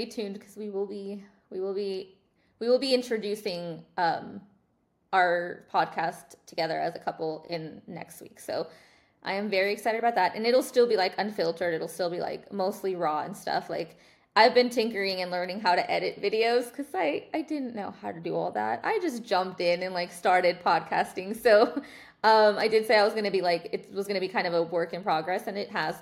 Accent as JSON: {"language": "English", "town": "Dallas", "region": "Texas", "country": "United States", "tie": "born or raised there", "said": "I was born and raised in Dallas"}